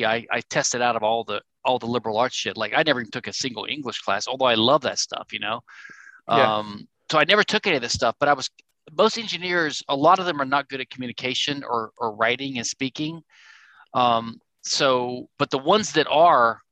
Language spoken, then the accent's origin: English; rural Louisiana, United States; I'm from Louisiana, rural Louisiana, and I was always sort of from the South